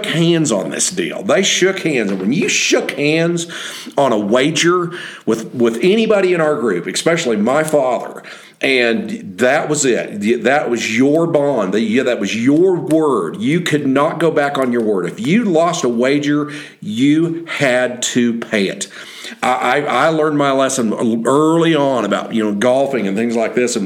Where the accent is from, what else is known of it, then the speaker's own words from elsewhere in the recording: Oklahoma, United States; also born or lived in Henry's Lake, Idaho; back in Oklahoma when we got back home